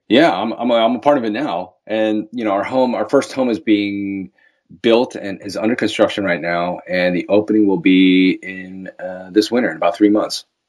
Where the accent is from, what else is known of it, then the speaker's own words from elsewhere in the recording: Baltimore, Maryland, United States; moved away as an adult; now in Los Angeles, United States; I'm originally from Baltimore, Maryland, or Balmer, as we call it